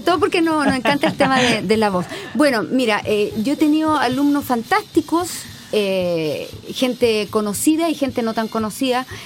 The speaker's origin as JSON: {"language": "Spanish", "country": "Chile"}